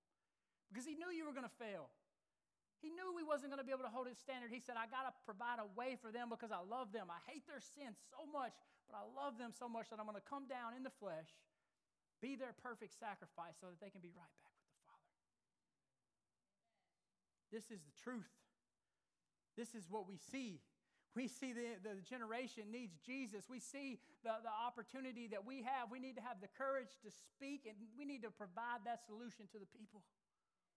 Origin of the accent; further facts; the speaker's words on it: Alabama, United States; moved away; I grew up in Alabama